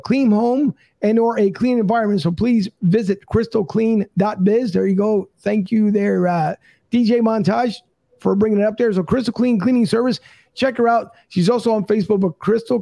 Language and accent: English; Philadelphia, Pennsylvania, United States; moved away as an adult; now in Tampa, United States; I was born and raised in Philly